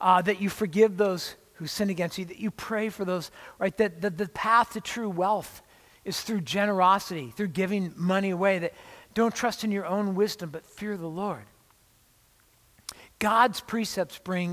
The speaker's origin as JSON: {"language": "English", "area": "Orange County", "region": "California", "country": "United States", "tie": "born or raised there", "said": "I grew up in Orange County near"}